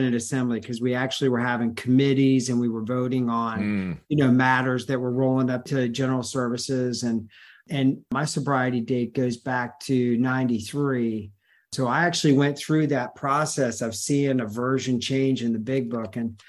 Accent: Virginia, United States; Northern Virginia.

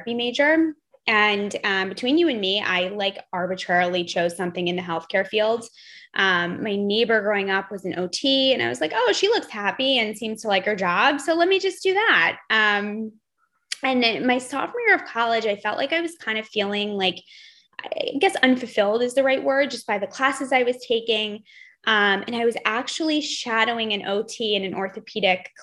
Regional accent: New Jersey, United States; moved away as an adult; now in Philadelphia, United States; I grew up in New Jersey

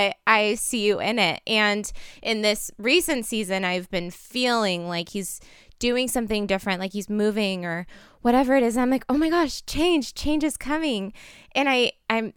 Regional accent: Portland, Oregon, United States; I grew up in Portland.

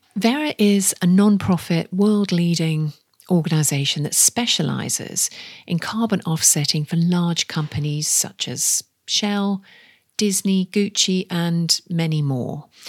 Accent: the Northeast, North East England, United Kingdom; I'm from the Northeast

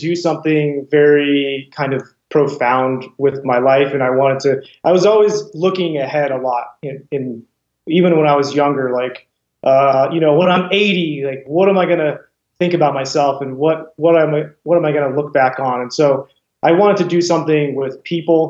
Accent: Wyoming, United States; I was from Wyoming

